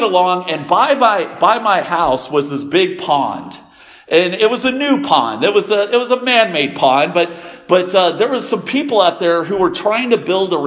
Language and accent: English; Denton, Texas, United States; I was born in Denton, Texas, in a hospital called Flo